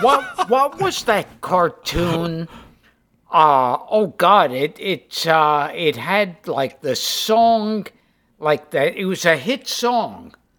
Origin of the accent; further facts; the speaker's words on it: New York City, New York, United States; growing up in Brooklyn